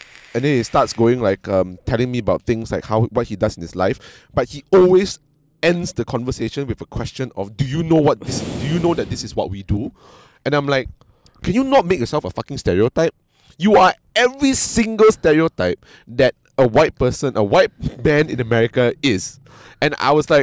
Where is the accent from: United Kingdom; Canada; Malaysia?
Malaysia; I'm from Malaysia